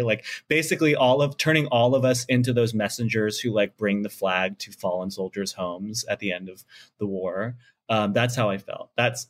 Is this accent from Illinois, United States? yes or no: yes; Plainfield, Illinois, United States; now in Los Angeles, United States; growing up in the Midwest during 9/11, I remember my dad stockpiling canned goods. And even at the age of like 12, I was like, I don't even know where New York is right now. So why would they care? Why would they care in Plainfield, Illinois?